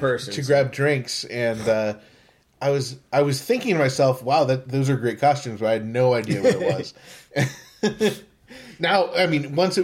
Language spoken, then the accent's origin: English; Pittsburgh, Pennsylvania, United States; Great to be at my hometown of Pittsburgh.